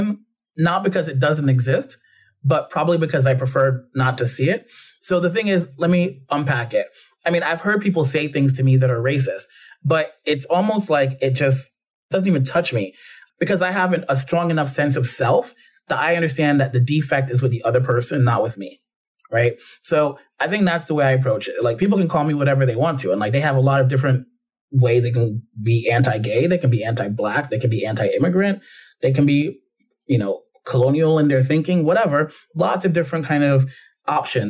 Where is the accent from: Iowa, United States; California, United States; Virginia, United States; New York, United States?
New York, United States; New York City; growing up in the Bronx